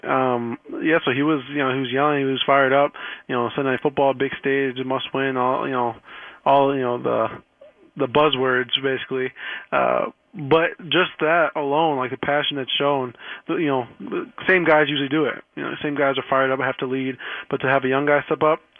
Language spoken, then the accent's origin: English; Chicago, Illinois, United States; moved away as an adult; now in New York, United States; I am from Chicago